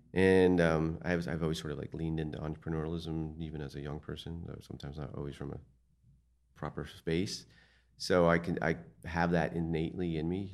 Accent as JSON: {"language": "English", "town": "Martins Creek", "region": "Pennsylvania", "country": "United States", "tie": "born or raised there", "also_born_or_lived": "Passaic, New Jersey", "said": "I grew up in Martin's Creek"}